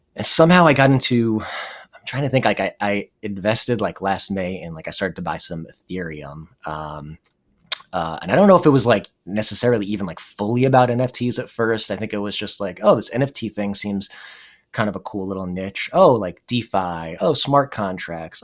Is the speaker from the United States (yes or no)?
yes; New Jersey, United States; moved away as an adult; also born or lived in Madison, Wisconsin / Burlington, Vermont; I'm from New Jersey